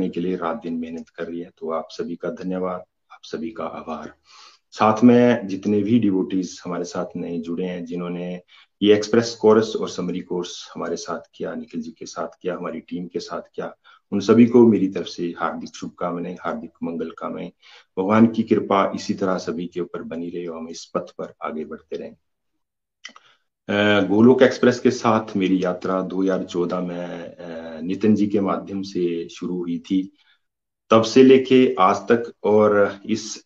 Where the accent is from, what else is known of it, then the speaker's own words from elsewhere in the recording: Himachal Pradesh, India; basically मैं हिमाचल प्रदेश तहसील रोजी का रहने वाला हूँ